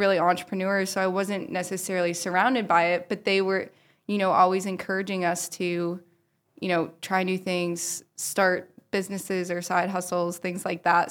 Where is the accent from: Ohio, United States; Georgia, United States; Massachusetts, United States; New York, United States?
Ohio, United States; Powell; I grew up in Powell, Ohio